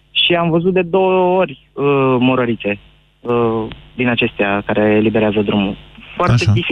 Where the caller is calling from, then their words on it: Brașov, Brașov County, Romania; Brașov. Am văzut că ați fost ascultat puternic astăzi de, de oameni din Brașov.